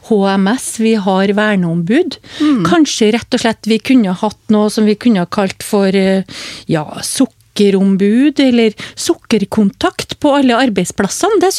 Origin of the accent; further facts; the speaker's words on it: Hummelvika, Trøndelag, Norway; Altså nå, Jeg kommer jo fra Trøndelag, som du hører, fra Hummelvika. Og jeg vokste jo opp med et liv, familieliv uten sukker.